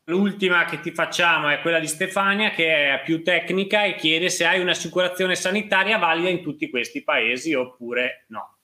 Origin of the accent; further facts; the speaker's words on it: Trentino-Alto Adige, Italy; essendo trentino anch'io